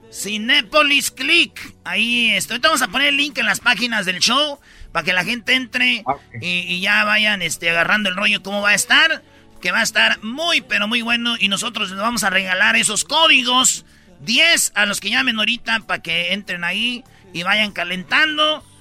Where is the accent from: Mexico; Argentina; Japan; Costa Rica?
Mexico; Jiquilpan, Michoacán; yo tenía que cinco años Todavía andaba ahí gateando en Jiquilpan, Michoacán